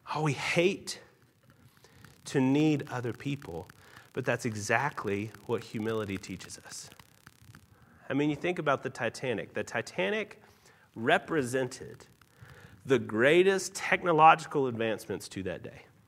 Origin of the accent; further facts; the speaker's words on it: Tennessee, United States; also born or lived in Utah; now in Salt Lake City, United States; I'm actually from Tennessee